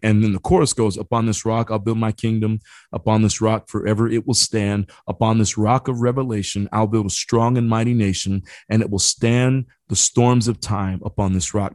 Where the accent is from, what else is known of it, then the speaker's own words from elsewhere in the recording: Indiana, United States; I grew up in Indiana